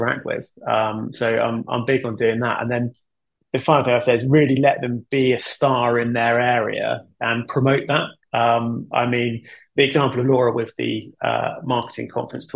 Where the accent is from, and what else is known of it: United Kingdom